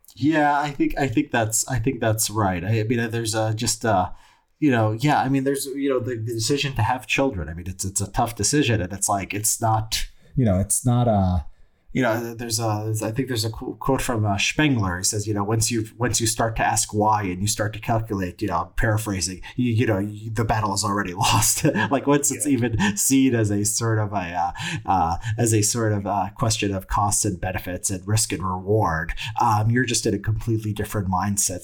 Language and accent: English; United States; being an American